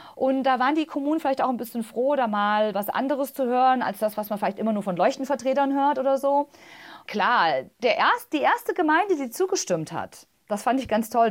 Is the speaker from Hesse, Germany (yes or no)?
yes; Tann, Hesse, Germany; Ich bin ja im Zonenrandgebiet aufgewachsen, in Tannen der Rhön